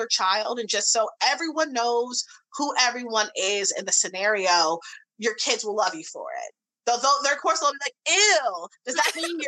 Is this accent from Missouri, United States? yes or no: yes; St. Louis, Missouri, United States; I grew up in the Midwest in St. Louis, Missouri.